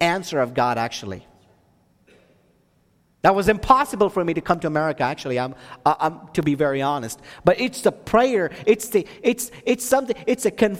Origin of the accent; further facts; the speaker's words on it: India; now in Texas, United States; I'm from India